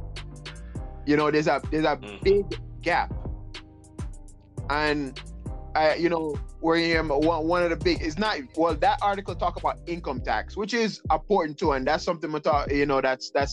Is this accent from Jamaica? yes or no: yes; Jamaica; now in New York, United States; I'm born and raised in Jamaica, but I'm living in New York right now